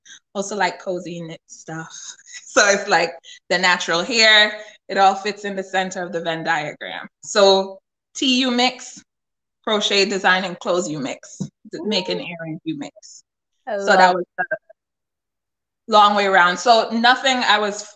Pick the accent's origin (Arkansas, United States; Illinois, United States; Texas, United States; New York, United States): New York, United States; New York City; also born or lived in Jamaica; I'm originally from New York City. My family's from Jamaica.